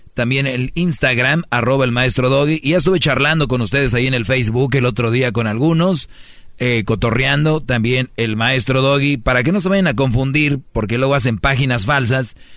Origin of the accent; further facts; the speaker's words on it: Mexico; moved away; todos somos paisanos y somos de México